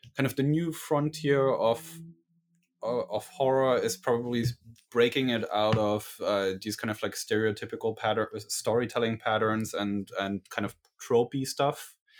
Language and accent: English; Berlin, Germany; I'm from Berlin, Germany